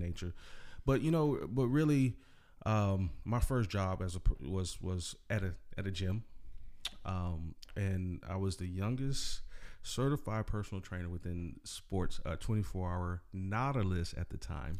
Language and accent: English; Salinas, California, United States; I'm from Salinas area.